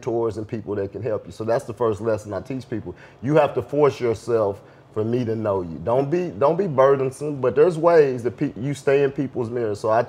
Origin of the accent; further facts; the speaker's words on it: Oklahoma, United States; I was from Oklahoma